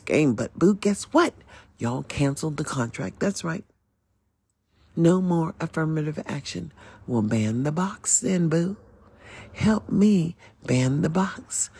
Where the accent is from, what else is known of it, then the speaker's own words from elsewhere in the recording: United States; as an American